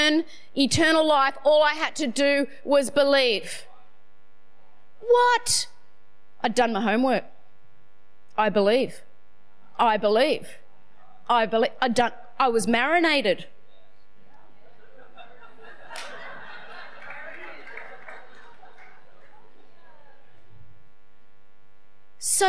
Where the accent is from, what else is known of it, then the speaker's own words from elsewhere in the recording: Sydney, New South Wales, Australia; I'm from Northern Beaches